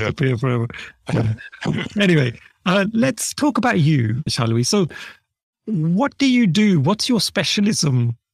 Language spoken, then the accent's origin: English; United Kingdom; accent: British; I was born here in the U K.